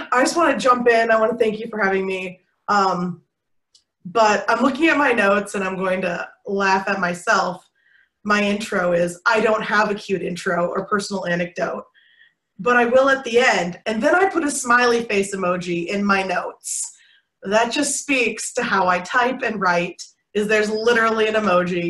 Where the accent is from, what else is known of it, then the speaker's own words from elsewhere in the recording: Michigan, United States; now in Wichita, United States; I grew up in Michigan